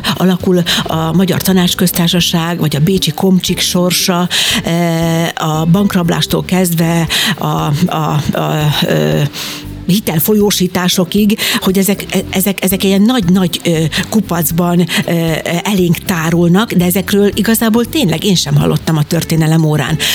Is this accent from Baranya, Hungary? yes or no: no; Jászberény, Jász-Nagykun-Szolnok, Hungary; Én Jászberényben születtem